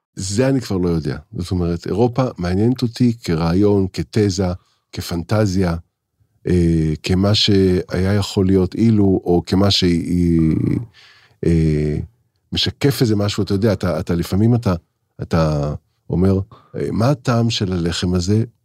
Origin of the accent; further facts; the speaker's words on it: Israel; אני, אני, אני ישראלי